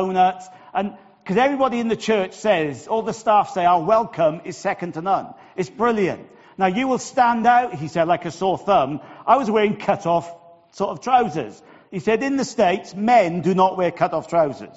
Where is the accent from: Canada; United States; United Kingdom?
United Kingdom; as a Brit